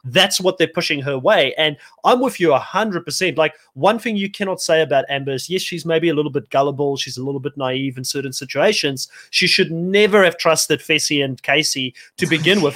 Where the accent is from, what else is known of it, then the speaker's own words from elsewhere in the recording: South Africa; moved away; also born or lived in New Zealand; I come from South Africa.